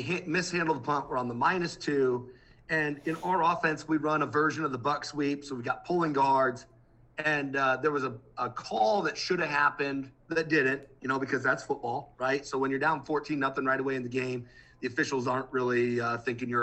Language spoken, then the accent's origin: English; Midwest, United States; I'm from the Midwest.